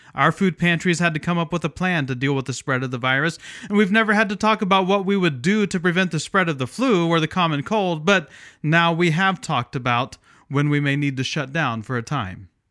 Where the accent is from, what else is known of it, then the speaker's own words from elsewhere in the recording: Midwest, United States; moved away as an adult; also born or lived in Pacific Northwest (Portland/Vancouver area); now in Pacific Northwest, United States; I grew up in the Midwest but relocated to the Northwest about 20 years ago.